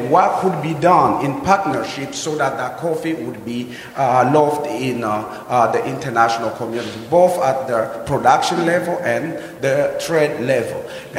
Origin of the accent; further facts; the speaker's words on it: DR Congo; English is a second language; now in United States; I'm from the Democratic Republic of Congo.